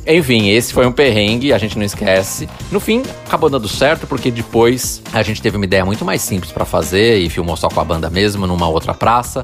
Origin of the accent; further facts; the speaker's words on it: Piracicaba, São Paulo, Brazil; eu nasci em Piracicaba